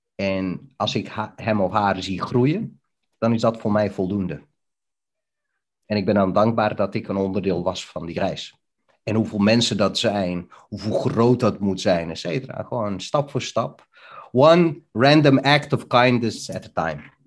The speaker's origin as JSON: {"language": "Dutch", "town": "Bihać", "region": "Federation of Bosnia and Herzegovina", "country": "Bosnia & Herzegovina", "tie": "born or raised there", "also_born_or_lived": "Netherlands", "moved": "yes", "lives_now": "Deventer, Netherlands", "said": "Ik kom uit een hele mooie stad, eh, genaamd Bihać, in uh, voormalige Joegoslavië"}